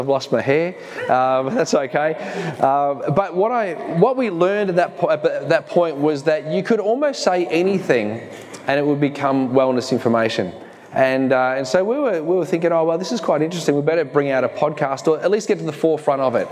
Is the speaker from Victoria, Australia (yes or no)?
yes; Dandenong, Victoria, Australia; accent: Kiwi; moved away as an adult; also born or lived in Geelong / New Zealand; We grew up in Dandenong